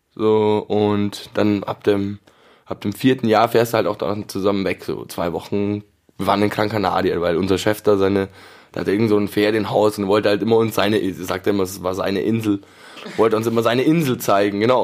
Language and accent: German; Munich, Bavaria, Germany; ich bin in München geboren